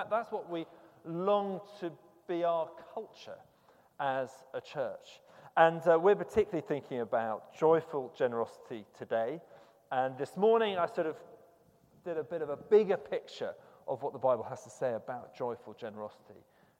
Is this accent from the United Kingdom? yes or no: yes; United Kingdom; there is a cultural thing about being British, I suppose, which you're not supposed to talk about money.